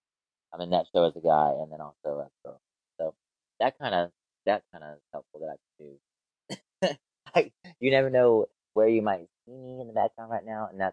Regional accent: Atlanta, Georgia, United States; I was born in Atlanta

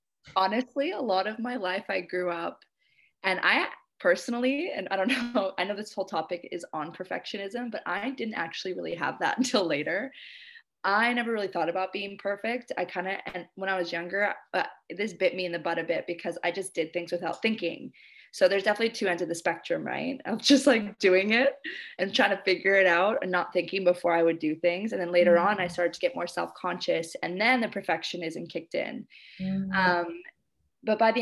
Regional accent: Canada; moved away as an adult; now in Indonesia

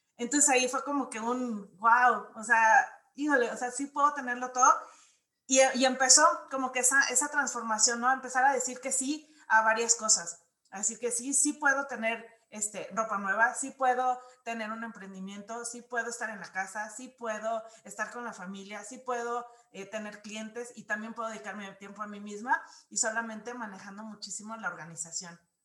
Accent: Guadalajara, Jalisco, Mexico; moved away; also born or lived in Mexico City; yo nací eh, en Guadalajara. Entonces viví en Ciudad de México

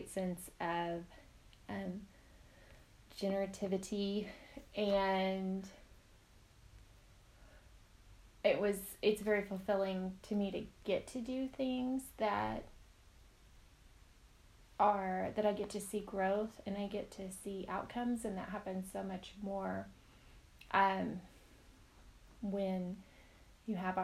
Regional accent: Northwest Arkansas, United States; also born or lived in Northeast United States; I am from Northwest Arkansas. I lived up in the Northeast for a short time

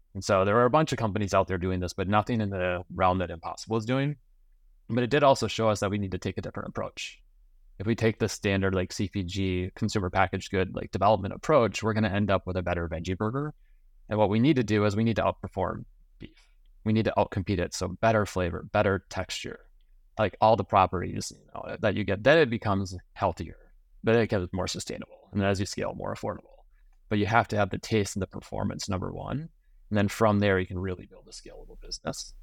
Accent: Minnesota, United States; I grew up in Minnesota on a small family dairy farm.

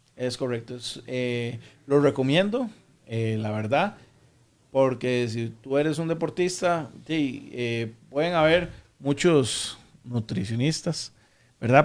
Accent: San José, Costa Rica; also born or lived in Aserrí; now in Escazú, Costa Rica; en Puro Centro San José, era de, Barrio Córdoba, que es ahí por el Parque La Paz

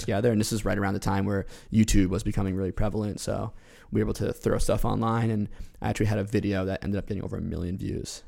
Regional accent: New York, United States; moved away as an adult; also born or lived in Rhode Island; now in Providence, United States; I'm originally from New York. Came to Rhode Island in twenty thirteen to attend school

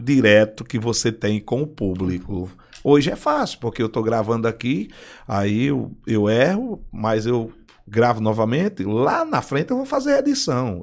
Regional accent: Paraíba, Brazil; also born or lived in Rio Grande do Norte; eu sou paraibano, mas adotado pelo Rio Grande do Norte

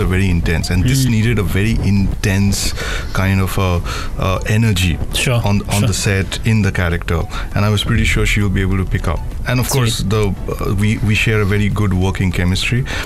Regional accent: Kolkata, West Bengal, India; moved away; also born or lived in Bangalore; I was born in Calcutta

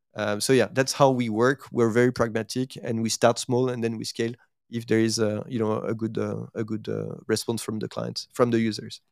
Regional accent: France; accent: French; English is a second language; moved away as an adult; also born or lived in Asia; my accent will actually not, uh, you know, like, uh, uh, will not lie. So I, I, I'm, I'm actually French

